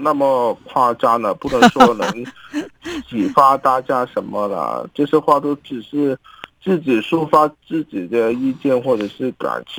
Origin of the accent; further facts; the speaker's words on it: Hong Kong; 继续活下去，为我们香港人努力。